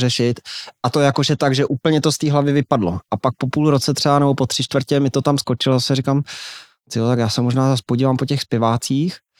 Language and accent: Czech; Aš, Karlovy Vary Region, Czechia; já jsem z Aše, to je malinký město